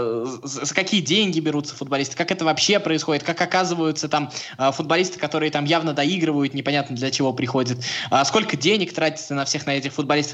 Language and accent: Russian; Samara, Samara Oblast, Russia; я просто из Самары.